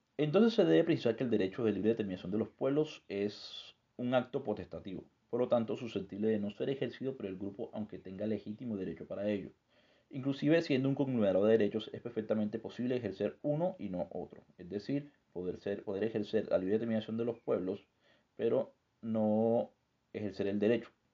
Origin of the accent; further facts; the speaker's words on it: Colombia; nosotros como sujetos colombianos